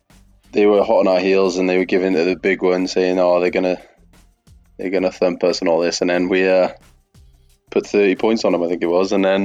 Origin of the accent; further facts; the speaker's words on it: Welsh, Wales, United Kingdom; Obviously, I'm Welsh.